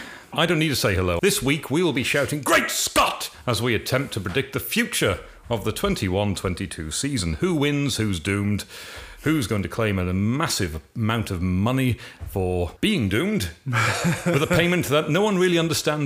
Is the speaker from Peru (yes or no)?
no; Banbridge, Northern Ireland, United Kingdom; we are from Banbridge